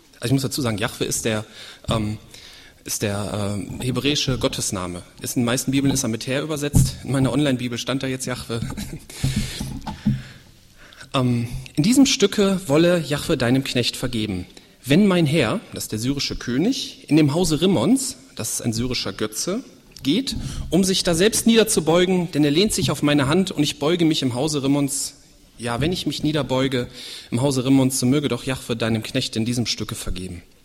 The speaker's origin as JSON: {"language": "German", "country": "Germany", "also_born_or_lived": "Leichlingen", "said": "hier bei uns in Deutschland"}